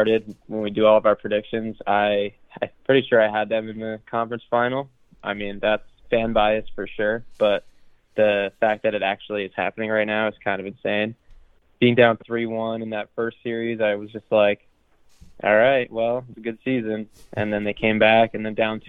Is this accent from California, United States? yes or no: no; Connecticut, United States; my home state